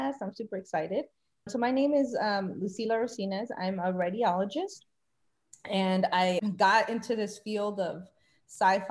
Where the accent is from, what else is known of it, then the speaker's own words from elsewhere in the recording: New York City, New York, United States; I was born in New York City to Dominican parents that immigrated to the U.S.